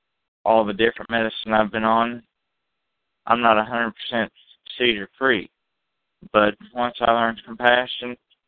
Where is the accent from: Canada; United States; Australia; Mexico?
United States; Kansas City; Yes, I'm from Kansas City.